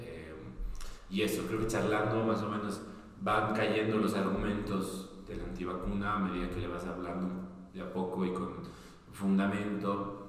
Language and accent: Spanish; Bolivia; now in Argentina; soy boliviano